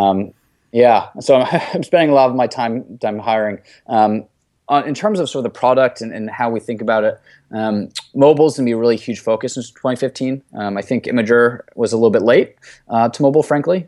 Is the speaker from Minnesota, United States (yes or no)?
no; New York City, New York, United States; I grew up in Brooklyn, New York